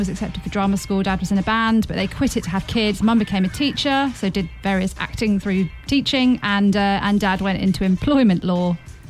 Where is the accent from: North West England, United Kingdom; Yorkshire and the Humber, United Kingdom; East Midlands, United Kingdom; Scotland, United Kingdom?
East Midlands, United Kingdom; Northampton; I was born in Northampton.